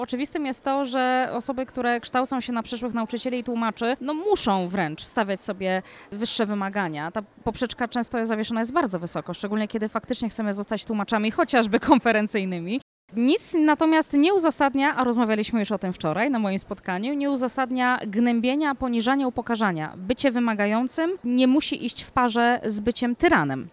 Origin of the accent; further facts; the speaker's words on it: Poland; jestem, jestem Polką